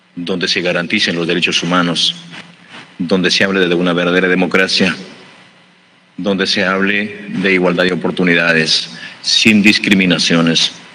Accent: Peru; en mi pueblo, en mi país

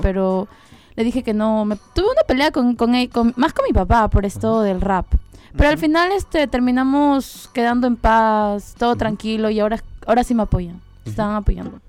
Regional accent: Lima, Peru; yo soy de Comas

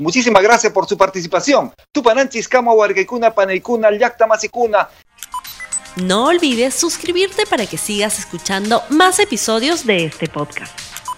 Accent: Cusco, Peru; yo soy cusqueño

